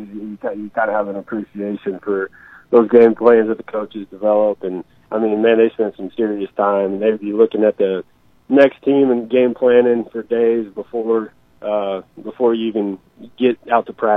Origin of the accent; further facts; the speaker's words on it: Maryville, Missouri, United States; I grew up on the South Walnut Street here in Maryville